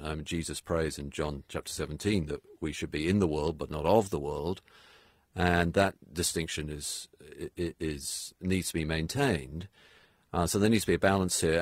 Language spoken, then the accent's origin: English; United Kingdom; also born or lived in New England; now in United States; I'm British